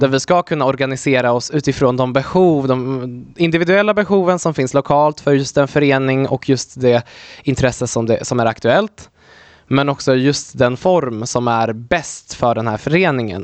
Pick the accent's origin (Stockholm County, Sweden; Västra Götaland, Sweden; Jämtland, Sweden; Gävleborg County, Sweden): Gävleborg County, Sweden; Delsbo; also born or lived in Poland; jag är då uppvuxen i Hälsingland, eh, i Delsbo